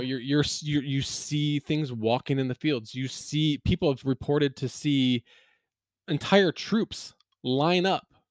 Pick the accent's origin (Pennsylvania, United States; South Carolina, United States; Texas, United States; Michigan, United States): Pennsylvania, United States; Gettysburg; moved away; also born or lived in Lancaster County, Pennsylvania; I grew up there